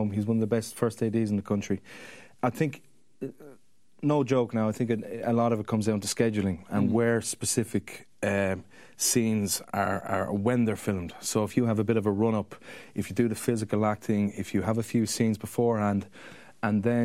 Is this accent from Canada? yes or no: no; Ireland; being an Irish actor